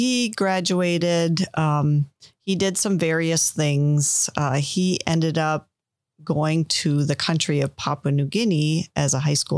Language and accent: English; Milwaukee, Wisconsin, United States; also born or lived in Green Bay, Wisconsin; I grew up in Milwaukee, Wisconsin